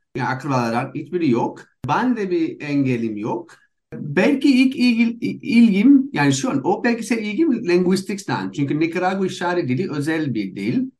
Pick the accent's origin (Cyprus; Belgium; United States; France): United States; Turkish is a second language; moved away as an adult; also born or lived in Istanbul, Turkey; now in Barcelona, Spain; İkimiz Amerikalıyız.